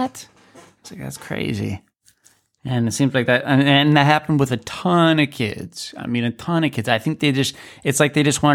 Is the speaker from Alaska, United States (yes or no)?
yes; Alaska, United States; I'm from Alaska actually myself